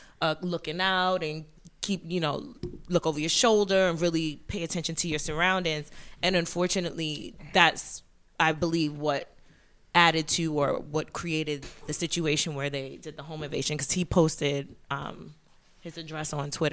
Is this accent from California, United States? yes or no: no; New York, United States; I'm not from Brooklyn, but I am a New Yorker.